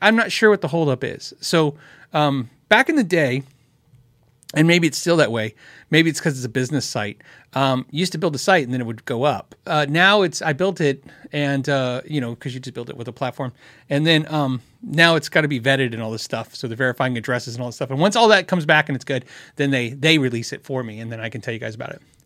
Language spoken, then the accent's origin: English; Tucson, Arizona, United States; moved away; I grew up in Tucson